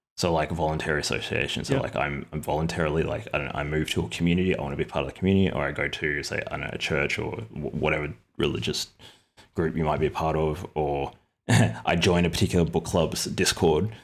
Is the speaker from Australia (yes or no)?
yes; Australia; I'm an Australian